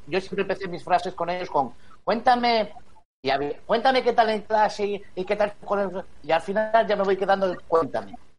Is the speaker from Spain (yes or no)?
yes; Spain; como español